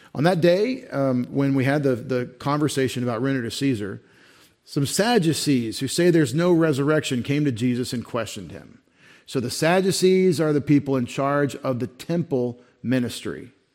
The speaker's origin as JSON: {"language": "English", "country": "United States", "said": "I'm an American, and I'm a new American"}